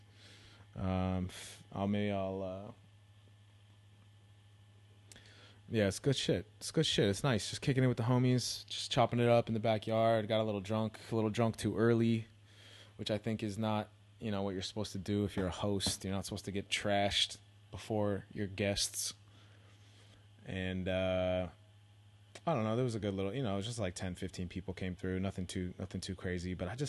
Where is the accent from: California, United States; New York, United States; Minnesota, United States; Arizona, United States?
California, United States; You know, I'm from the Bay originally, so, you know, whatever.